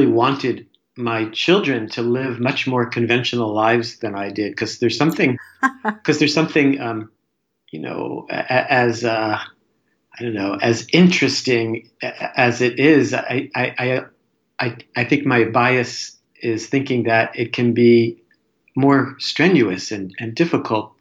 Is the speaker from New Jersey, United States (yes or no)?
yes; New Jersey, United States; I'm a New Jersey boy